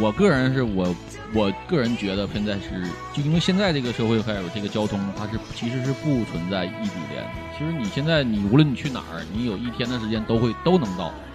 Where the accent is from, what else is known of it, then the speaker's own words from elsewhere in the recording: Liaoning, China; moved away; 你要是再离我家乡再近一点儿的，辽宁的